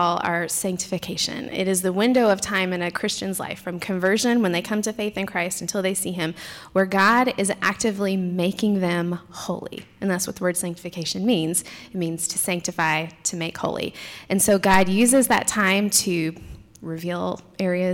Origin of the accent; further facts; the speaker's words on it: Tennessee, United States; moved away as an adult; now in Sikeston, United States; My husband and I are from Tennessee originally